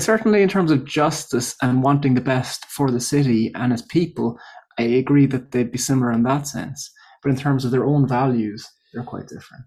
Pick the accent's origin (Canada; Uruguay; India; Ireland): Ireland; moved away as an adult; also born or lived in Coventry, England; I'm from Ireland. But I moved to Coventry for my P H D